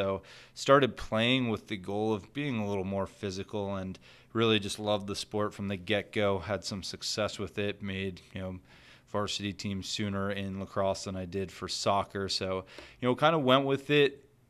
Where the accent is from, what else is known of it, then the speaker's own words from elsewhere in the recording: New Hampshire, United States; Yes, yeah, so I grew up in New Hampshire, so I was around the sport quite a bit growing up.